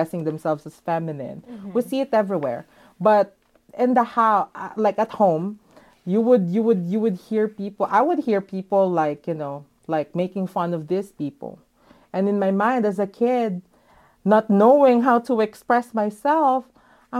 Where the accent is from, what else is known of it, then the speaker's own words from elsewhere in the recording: Manila, Metro Manila, Philippines; moved away as an adult; now in Los Angeles, United States; I was born and raised in Manila.